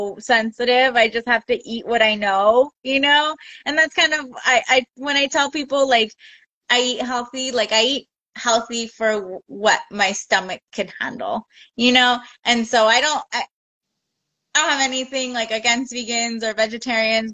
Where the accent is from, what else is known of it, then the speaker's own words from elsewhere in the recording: Oxnard, California, United States; also born or lived in Santa Barbara; now in San Diego, United States; I grew up in Oxnard